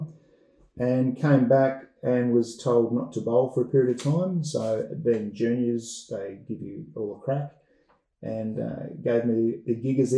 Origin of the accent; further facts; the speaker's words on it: Gold Coast, Queensland, Australia; first game of junior club cricket was at Palm Beach. So I was a Palm Beach junior for nearly 10 years in total